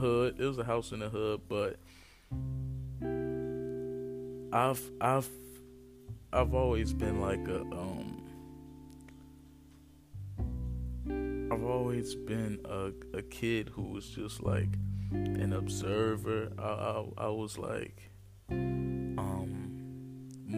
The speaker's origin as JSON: {"language": "English", "town": "Newark", "region": "New Jersey", "country": "United States", "tie": "born or raised there", "said": "I was born and raised in Newark, New Jersey. Been living here mostly all my life"}